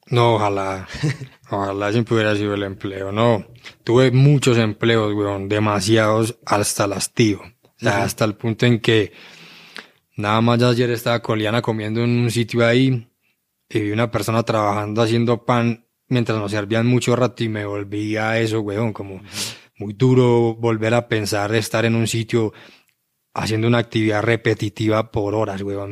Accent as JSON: {"language": "Spanish", "town": "Medellín", "region": "Antioquia", "country": "Colombia", "tie": "born or raised there", "said": "todos los pelados que crecimos en Aranjuez"}